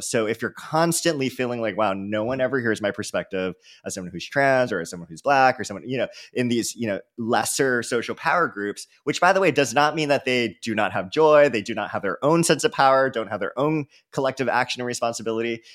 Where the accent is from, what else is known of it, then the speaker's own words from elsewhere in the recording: San Francisco, California, United States; I was from San Francisco